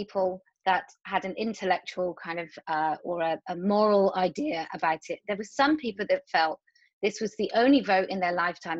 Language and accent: English; where Clarks shoes were produced, South West England, United Kingdom; I grew up where Clark shoes were produced, and so I remember the last day. I remember the day the last factory closed.